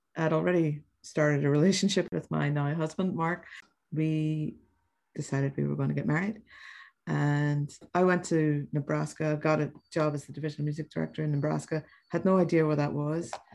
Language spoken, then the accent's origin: English; Belfast, Northern Ireland, United Kingdom; now in New York, United States; I was born in Belfast in Northern Ireland